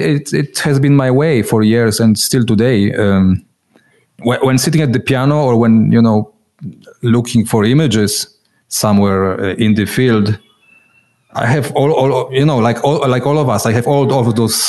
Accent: Poland; moved away as an adult; now in Switzerland; I remember those times, communist Poland, you know. I come originally from Poland, now living in Switzerland

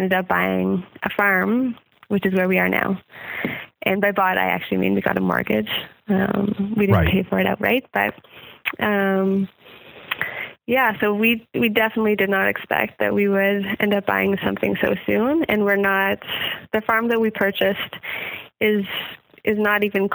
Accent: Ontario, Canada; moved away as an adult; also born or lived in Manitoba; now in Nova Scotia, Canada; We both grew up in Ontario. I grew up both in Manitoba and Ontario

